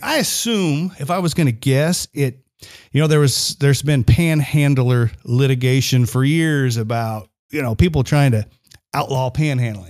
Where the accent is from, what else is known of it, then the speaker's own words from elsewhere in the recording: United States; I'm an American